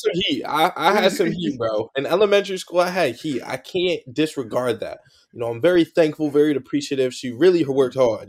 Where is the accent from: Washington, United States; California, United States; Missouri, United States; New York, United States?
California, United States; now in New Jersey, United States; I grew up in California